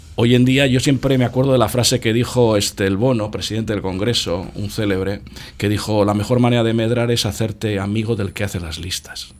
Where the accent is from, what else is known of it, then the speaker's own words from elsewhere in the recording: Portugalete, Basque Country, Spain; Yo nací en Manuel Calvo número 14